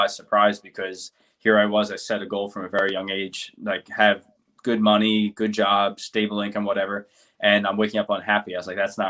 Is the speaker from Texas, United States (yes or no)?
no; New Jersey, United States; moved away as an adult; now in San Diego, United States; I grew up in South Jersey. I slowly moved to North